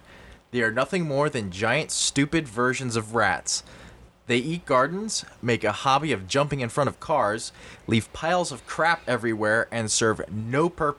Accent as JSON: {"language": "English", "region": "Pennsylvania", "country": "United States", "said": "I'm from Pennsylvania, so deer hunting is a huge thing in Pennsylvania."}